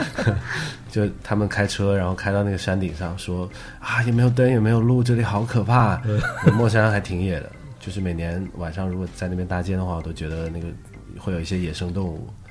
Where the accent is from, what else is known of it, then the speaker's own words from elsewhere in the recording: Wuhan, Hubei, China; 特别是作为武汉人，我们在二零二零年上半年